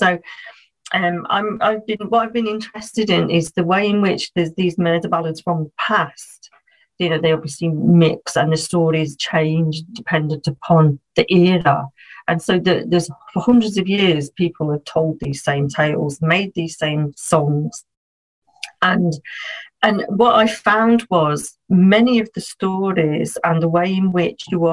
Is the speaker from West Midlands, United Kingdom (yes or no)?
yes; Birmingham, West Midlands, United Kingdom; moved away as an adult; now in near Liverpool, United Kingdom; I come from a place in England called Birmingham